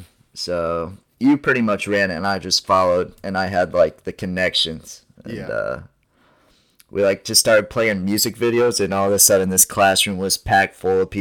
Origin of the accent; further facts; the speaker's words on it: Ohio, United States; moved away as an adult; also born or lived in Fort Wayne, Indiana; Fort Wayne's like an hour away from where I live in Ohio